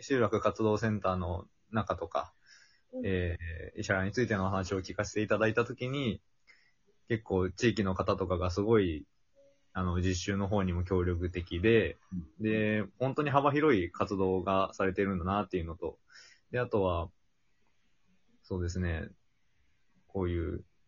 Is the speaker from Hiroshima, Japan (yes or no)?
yes; Sera, Hiroshima, Japan; moved away as an adult; now in Kochi, Japan; 出身は広島県の世羅町です。